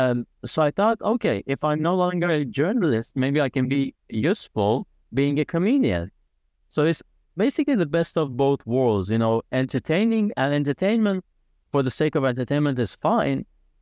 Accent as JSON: {"language": "English", "country": "Iran", "tie": "born or raised there", "also_born_or_lived": "Italy", "said": "And I was born in Italy, but very much against my will, I had to spend my high school years in Iran."}